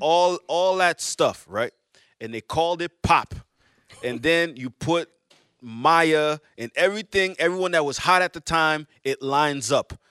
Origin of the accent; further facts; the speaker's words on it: Montreal, Quebec, Canada; I'm from Montreal